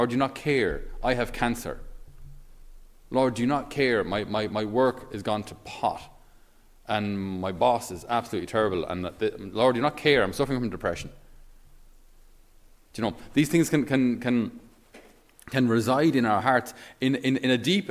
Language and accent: English; Tipperary, Ireland; I'm from Tipperary. We're a landlocked county.